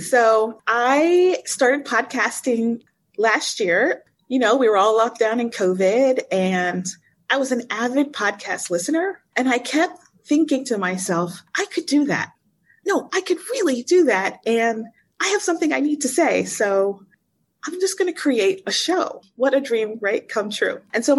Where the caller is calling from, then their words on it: Cairo, Cairo Governorate, Egypt; Hey, I am in Cairo, Egypt, and it's midnight where I am.